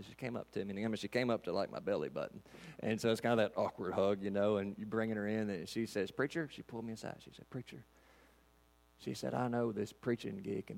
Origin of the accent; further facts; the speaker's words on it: Kentucky, United States; We're from Katy's, Kentucky.